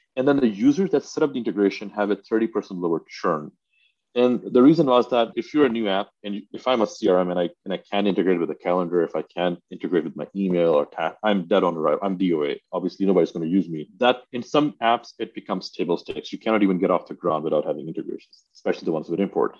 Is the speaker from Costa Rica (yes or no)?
no; Pakistan; I grew up in Pakistan